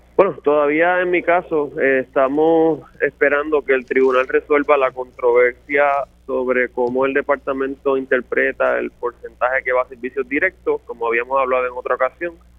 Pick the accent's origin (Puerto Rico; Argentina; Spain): Puerto Rico; Toa Baja; mi pueblo de Tua Baja